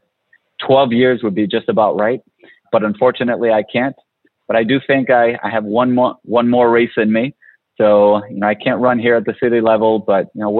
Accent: Providence, Rhode Island, United States; I grew up in Providence

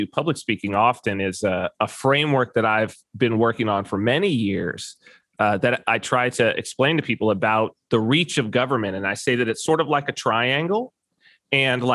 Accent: United States; moved away as an adult; also born or lived in California; now in Saipan, Northern Mariana Islands; as an American

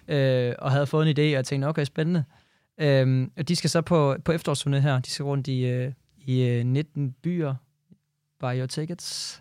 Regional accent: Jutland, Denmark; jeg er fra Jylland

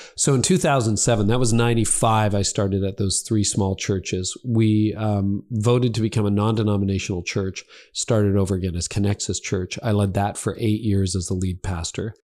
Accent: Midland, Ontario, Canada; my hometown of Midland

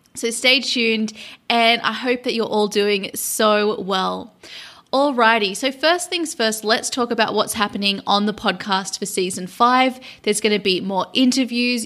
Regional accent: Sydney, New South Wales, Australia; moved away as an adult; also born or lived in London; my hometown in Sydney, Australia

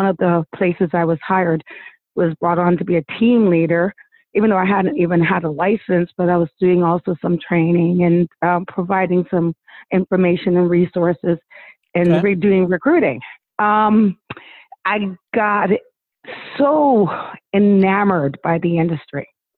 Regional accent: Australia; well, we're from Australia

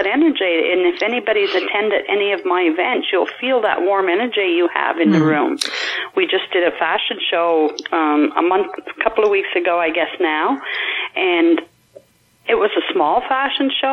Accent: Gaspé, Quebec, Canada; now in New Brunswick, Canada; is Gaspé, Quebec, but I've been in New Brunswick 30 plus years. So I grew up there

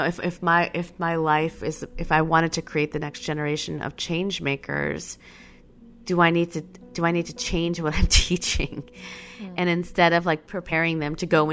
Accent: Schaumburg, Illinois, United States; I grew up in Schaumburg, Illinois, and the Midwest was not the place where you wanted to grow up brown

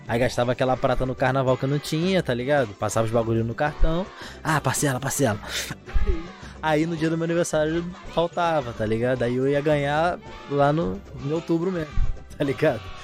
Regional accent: São Gonçalo, Rio de Janeiro, Brazil; Carioca, não sou carioca, não, tá ligado? Sou gonçalense

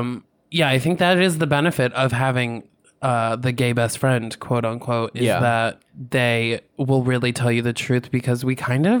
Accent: Albany, New York, United States; From Albany. I'm from upstate.

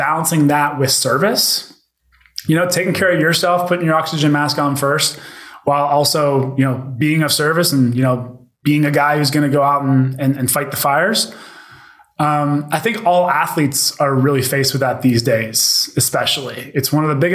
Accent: Pittsburgh, Pennsylvania, United States; also born or lived in Youngstown, Ohio; I grew up in Pittsburgh where like football is king

